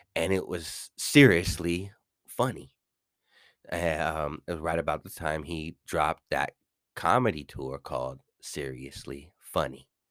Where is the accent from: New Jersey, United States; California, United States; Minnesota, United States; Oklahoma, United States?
California, United States; I'm coming from Cali